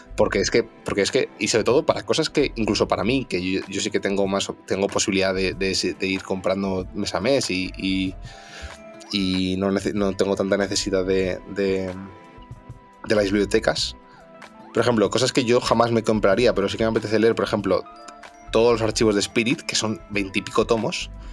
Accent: Madrid, Community of Madrid, Spain; yo soy madrileño

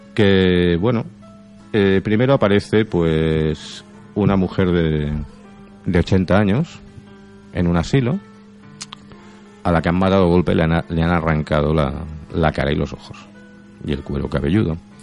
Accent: Catalonia, Spain

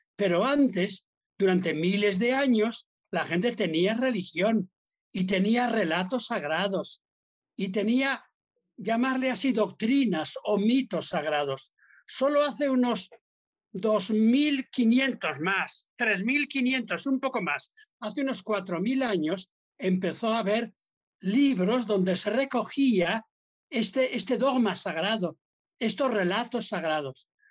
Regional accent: Basque Country, Spain; soy vasco

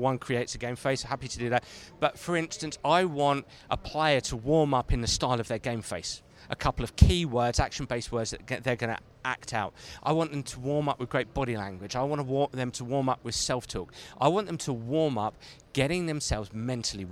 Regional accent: England, United Kingdom; I'm very blessed living in England, being English

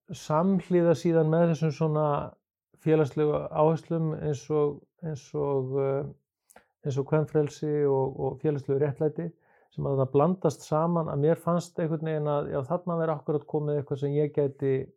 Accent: Kópavogur, Capital Region, Iceland; moved away as an adult; also born or lived in Reykjavík / United States; ég er eh, fættur í Reykjavík en alveg upp að langmestu leiti í Kópaví. Fór þar alla mínu skólagöngu

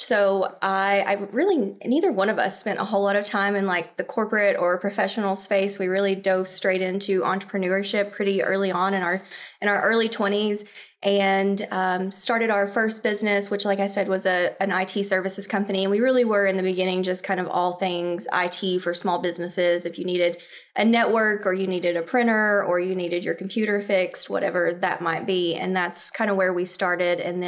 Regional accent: Laurel County, Kentucky, United States; moved away as an adult; now in Louisville, United States; we actually both grew up in Laurel County. He went to North Laurel. I went to South Laurel, moved to Louisville after we graduated high school

